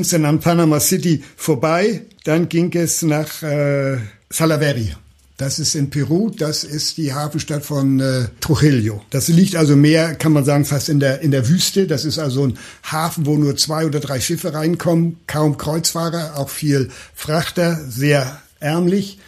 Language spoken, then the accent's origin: German; Hamburg, Germany; aus meiner Geburtsstadt